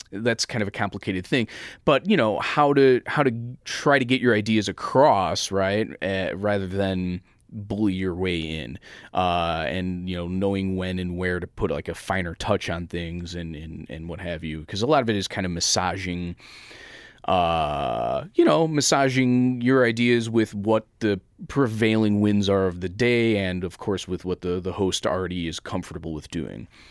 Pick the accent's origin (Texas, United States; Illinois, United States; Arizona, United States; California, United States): Illinois, United States; Chicago; This is my hometown.